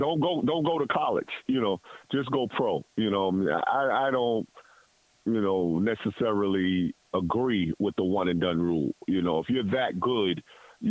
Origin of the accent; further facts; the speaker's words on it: New York City, New York, United States; growing up in New York City and playing for Archbishop Lloyd High School